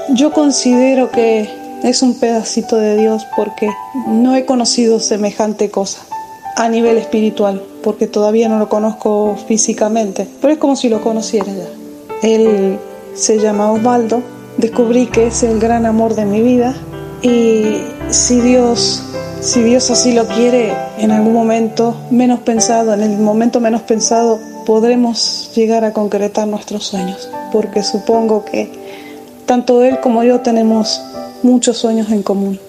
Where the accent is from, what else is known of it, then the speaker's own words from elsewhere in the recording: San Juan, Argentina; soy de Argentina, provincia de San Juan